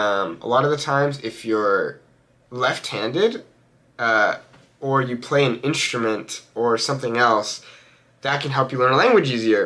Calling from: Los Angeles, California, United States; I am joining you from Los Angeles, California.

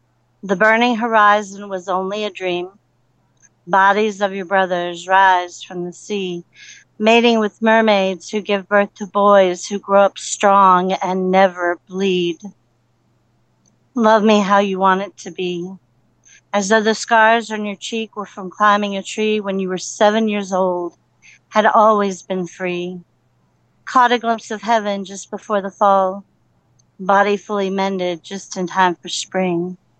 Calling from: Somerville, South Carolina, United States; It's from Somerville, South Carolina, near Charleston, and it is awesome sauce.

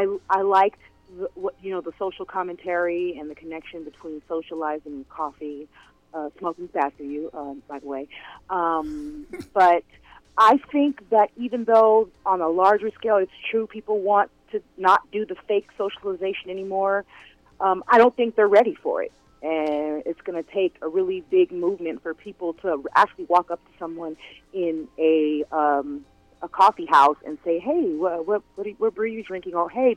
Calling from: California, United States; I'm calling from California.

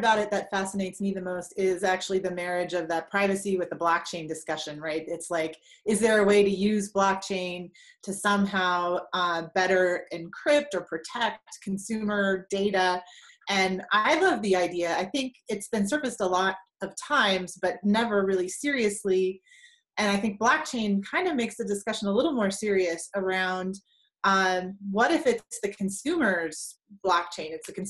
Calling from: Denver, Colorado, United States; from Denver, from snowy Denver, actually.

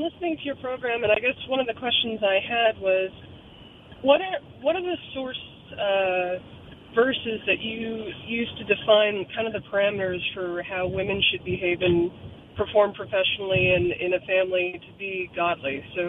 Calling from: Florida, United States; I'm calling from Florida.

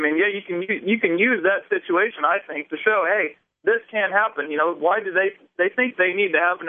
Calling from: Indiana, United States; I'm in Indiana.

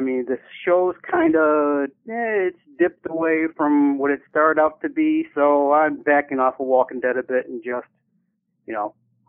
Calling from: Rochester, New York, United States; calling from around Rochester, New York

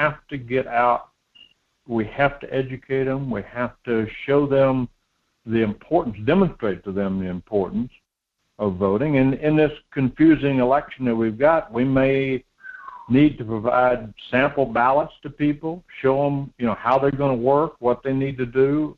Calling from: Homer, Alaska, United States; in Homer.

